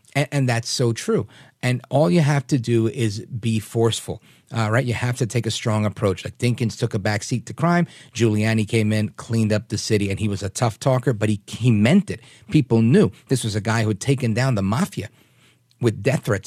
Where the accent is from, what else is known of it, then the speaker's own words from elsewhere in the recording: New York City, New York, United States; I grew up in New York.